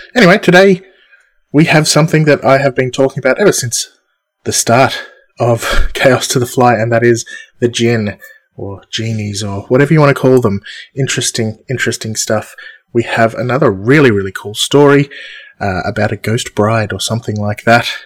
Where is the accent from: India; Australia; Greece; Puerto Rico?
Australia; I'm Australian